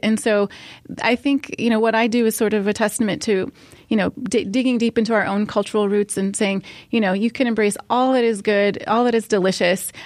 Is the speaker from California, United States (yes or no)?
no; Ohio, United States; I grew up in America, in, in Ohio